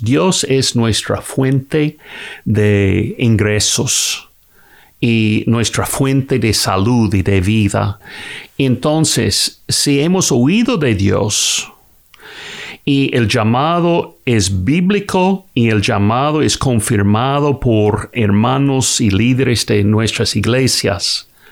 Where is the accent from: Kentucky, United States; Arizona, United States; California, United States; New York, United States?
Kentucky, United States; soy de Kentucky en los Estados Unidos.